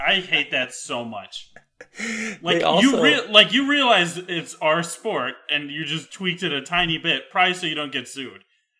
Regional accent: Canada; We're from Canada.

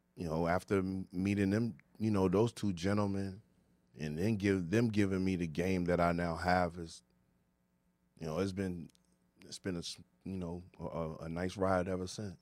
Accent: Ghana; I'm from Ghana, West Africa

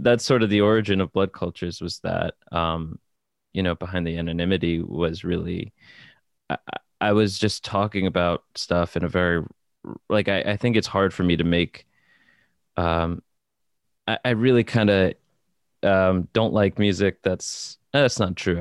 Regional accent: New Jersey, United States; moved away as an adult; now in Brooklyn, United States; born in New Jersey and raised in New Jersey, um, and now I live in Brooklyn

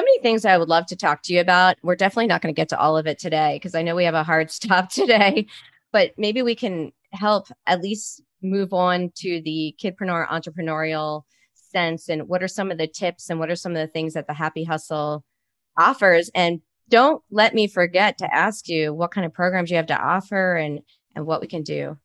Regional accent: Baltimore, Maryland, United States; now in Arizona, United States; I'm from Baltimore

